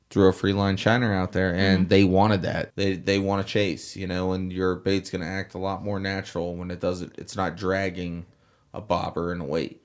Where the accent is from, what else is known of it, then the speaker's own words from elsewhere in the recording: South Florida, United States; So I have born and raised in South Florida, grew up fishing every which way you can think about it.